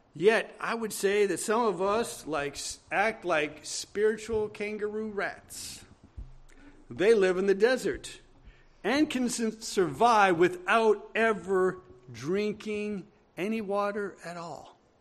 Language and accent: English; Brainerd, Minnesota, United States; I was in Brainerd, my hometown, my mother's hometown